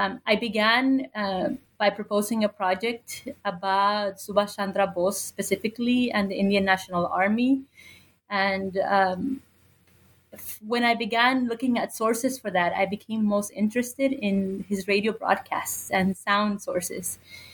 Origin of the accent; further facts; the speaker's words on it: Nuevo Laredo, Tamaulipas, Mexico; moved away; also born or lived in Mexico City; I grew up on the U.S.-Mexico border in the city of Nuevo Laredo